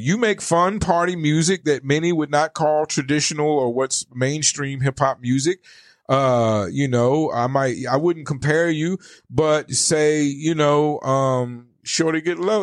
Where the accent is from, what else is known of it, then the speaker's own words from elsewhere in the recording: the South, United States; now in Arizona, United States; I come from the South, and in the South, for lack of better, we we have a lot of culture